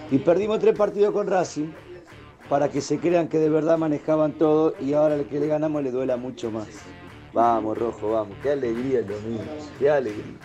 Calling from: Colegiales, Buenos Aires, Argentina; de Colegiales.

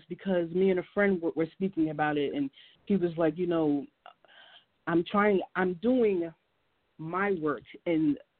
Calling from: New Jersey, United States; I'm calling from New Jersey.

